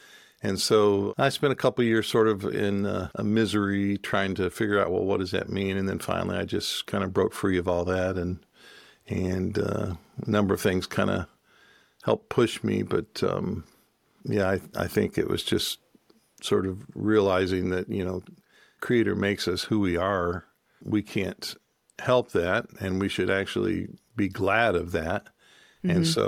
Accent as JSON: {"language": "English", "region": "Michigan", "country": "United States", "tie": "born or raised there", "also_born_or_lived": "Cherokee country", "said": "joined a community of people up in Michigan where we grew up"}